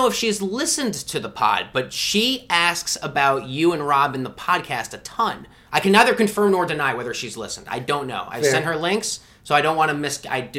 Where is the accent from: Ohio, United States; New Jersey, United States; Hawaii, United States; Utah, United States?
New Jersey, United States; now in Washington, D.C., United States; I'm from Jersey.